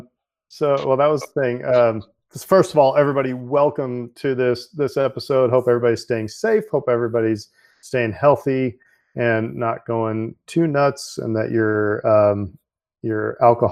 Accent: Nebraska, United States; moved away; I'm originally from Nebraska

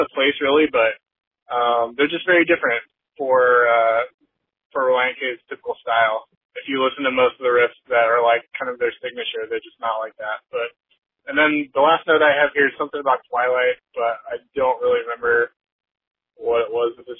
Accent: McPherson, Kansas, United States; The town I'm from, McPherson, Kansas, there's a college there, McPherson College

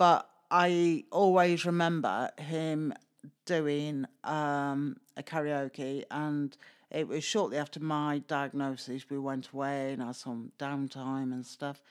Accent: Stoke-on-Trent, West Midlands, United Kingdom; moved away; originally I'm from Stoke

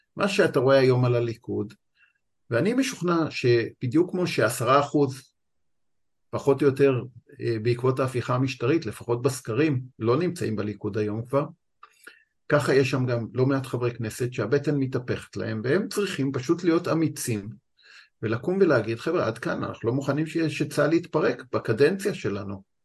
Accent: Tzora, Jerusalem District, Israel; now in Tel Aviv, Israel; אני גדלתי בקיבוץ צורה

